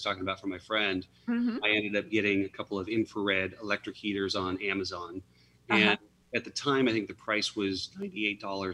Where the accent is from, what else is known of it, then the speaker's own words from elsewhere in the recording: outside of Chicago, Illinois, United States; moved away; I was born outside of Chicago